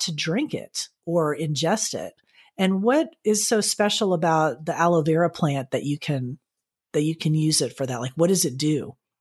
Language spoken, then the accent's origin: English; Florida, United States; growing up in Florida